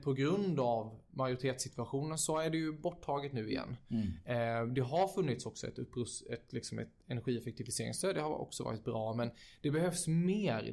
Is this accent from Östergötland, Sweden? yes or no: no; Växjö, Kronoberg County, Sweden; now in Stockholm, Sweden; flytta hem till Växjö, som mm. jag är från.